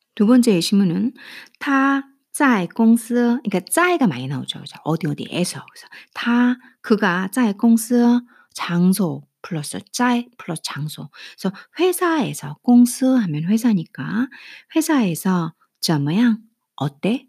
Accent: South Korea; first language Korean; 저같이 모국어가 한국인 사, 한국어인 사람은

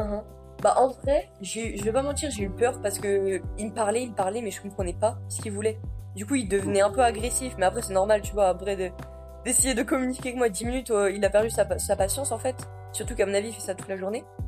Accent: Picardy, Hauts-de-France, France; moved away as an adult; also born or lived in Wattignies, Nord, France; now in Iowa, United States; Je viens de Picardie

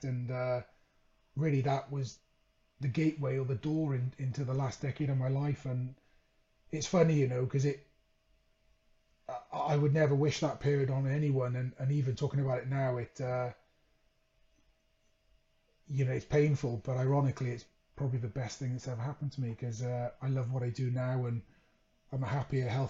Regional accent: Wales, United Kingdom; moved away as an adult; also born or lived in Leeds; Growing up in Wales, my childhood dream was to play rugby for my country

